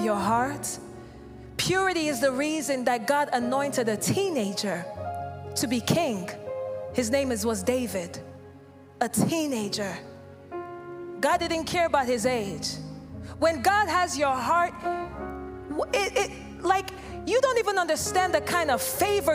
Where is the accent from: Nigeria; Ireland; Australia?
Nigeria; I'm from Nigeria.